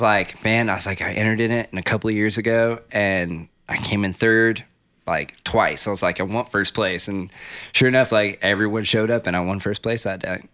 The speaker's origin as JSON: {"language": "English", "town": "Ruidoso", "region": "New Mexico", "country": "United States", "tie": "born or raised there", "also_born_or_lived": "Las Cruces, New Mexico / New York City", "moved": "as an adult", "said": "moved and grew up in Riadoso, New Mexico"}